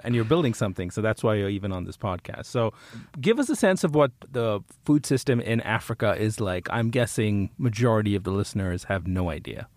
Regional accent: India; moved away; I, I grew up in India.

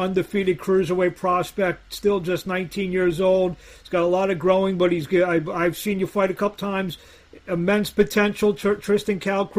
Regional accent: Philadelphia, Pennsylvania, United States; I'm from Philadelphia

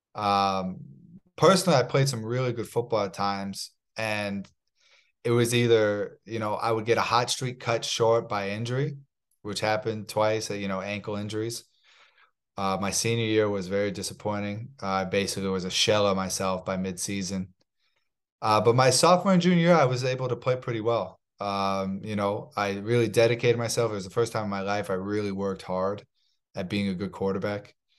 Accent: Palm Harbor, Florida, United States; moved away as an adult; also born or lived in Kansas City, Missouri; when I was two, we moved down to a town called Palm Harbor, Missouri, uh, Palm Harbor, Missouri, Palm Harbor, Florida in the Tampa Bay area. And I was raised uh, raised there

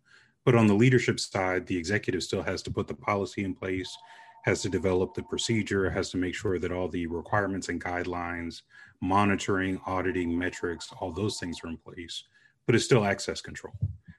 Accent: Vicenza, Veneto, Italy; born there; So our family joke is that I was produced in Vicenza, Italy, because both of my parents were stationed there.

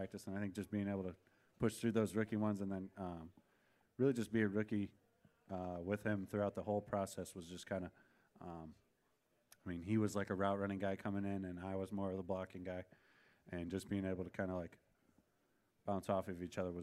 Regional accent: Wisconsin, United States; moved away as an adult; I'm from Wisconsin

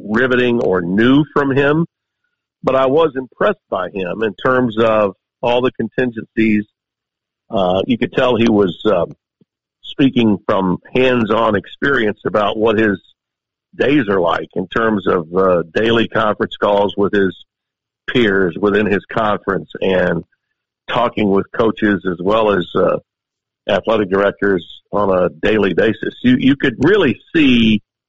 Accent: Shreveport, Louisiana, United States; I live in my hometown of Shreveport. I have for 30 years

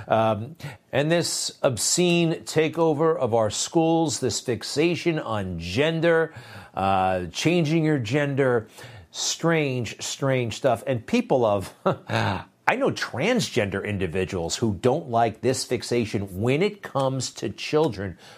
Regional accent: New York City, New York, United States; in New York City, my hometown

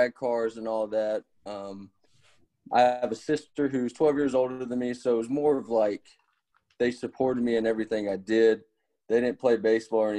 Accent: Southaven, Mississippi, United States; I grew up in South End, Mississippi. Born and raised here

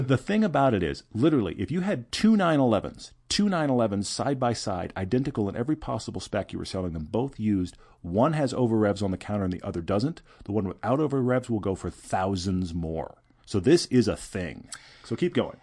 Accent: Houston, Texas, United States; now in Park City, United States; I grew up in Houston

